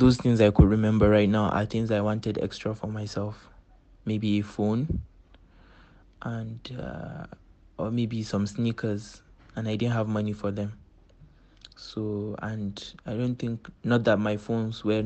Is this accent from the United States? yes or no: no; Kaduna State, Nigeria; also born or lived in Kogi State; I'm Nigerian. I'm from Kogi State and I grew up in Kaduna State.